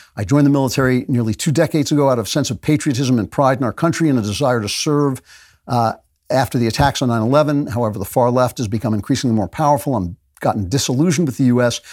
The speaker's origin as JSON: {"language": "English", "country": "United States", "also_born_or_lived": "United Kingdom", "moved": "as an adult", "said": "I am an American"}